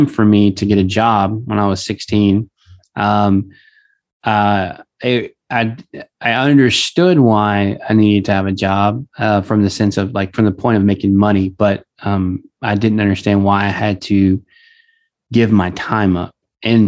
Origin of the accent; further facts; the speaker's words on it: Southeast Texas, United States; I grew up in Southeast Texas around the oil industry